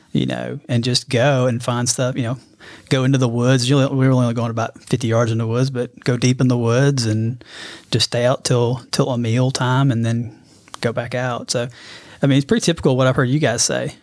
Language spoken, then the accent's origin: English; Birmingham, Alabama, United States; also born or lived in Dallas, Texas; I was born in Birmingham. Um, grew up in Birmingham, kind of that metro